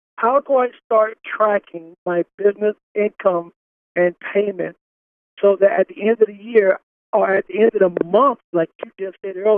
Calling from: Miami Gardens, Florida, United States; I'm calling from Miami Gardens, Florida.

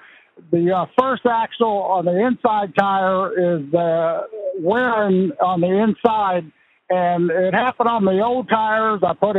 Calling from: Virginia, United States; Northern Virginia, 703.

